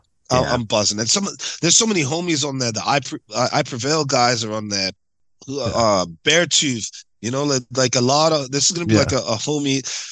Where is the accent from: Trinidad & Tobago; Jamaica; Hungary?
Jamaica; You know, my folks are Jamaican. I'm Jamaican.